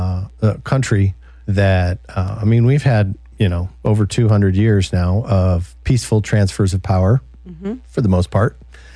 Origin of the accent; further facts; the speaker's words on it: Detroit, Michigan, United States; I grew up in the Detroit area.